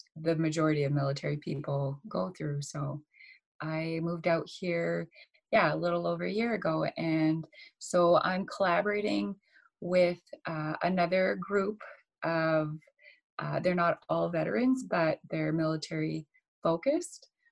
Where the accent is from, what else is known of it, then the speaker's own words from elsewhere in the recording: Saskatchewan, Canada; moved away as an adult; me having moved back to Saskatchewan, I was living back with my parents in a small town.